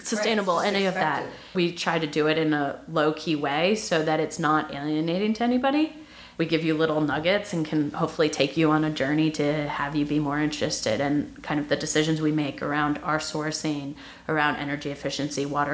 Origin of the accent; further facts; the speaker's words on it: New Jersey, United States; moved away as an adult; also born or lived in Nashville, Tennessee / Baltimore, Maryland; now in San Francisco, United States; we eventually landed in New Jersey when I was 7. And so that's where I spent the majority of my childhood